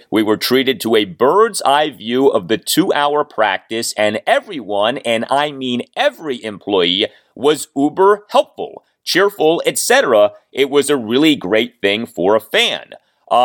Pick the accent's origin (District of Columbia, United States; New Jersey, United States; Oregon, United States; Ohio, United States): District of Columbia, United States; Washington; when I was growing up in the Washington, D.C. area